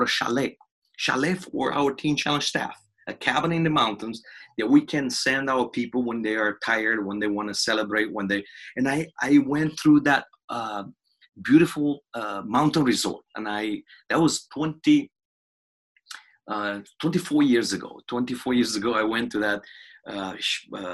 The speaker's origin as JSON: {"language": "English", "country": "Romania", "said": "I'm from Romania."}